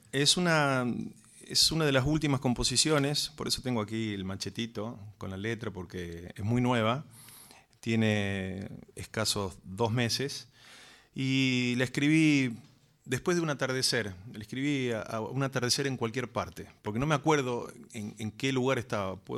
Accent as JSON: {"language": "Spanish", "region": "Córdoba", "country": "Argentina", "tie": "born or raised there", "said": "ahí nacimos nosotros, somos tres hermanos. Y viví toda mi vida en Córdoba"}